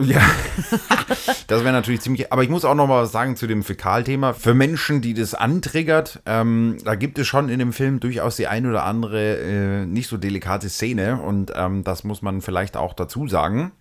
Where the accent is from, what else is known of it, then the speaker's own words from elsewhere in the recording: Franconia, Bavaria, Germany; wir sind ja aus Franken